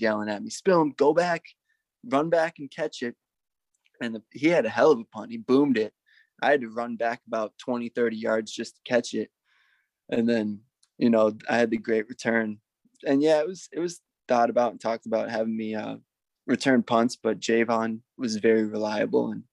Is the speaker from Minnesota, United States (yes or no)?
yes; Minneapolis, Minnesota, United States; I'm in my hometown of Minneapolis, Minnesota